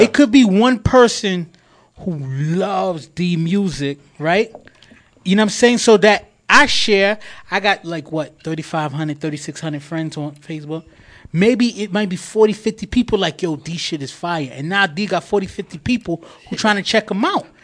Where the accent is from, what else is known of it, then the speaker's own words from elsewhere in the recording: New York City, New York, United States; I'm proud to be from Queens